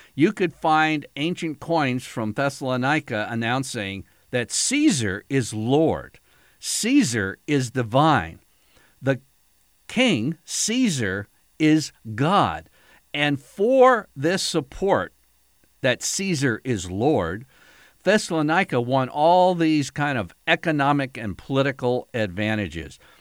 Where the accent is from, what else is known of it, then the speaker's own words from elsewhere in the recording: United States; as an American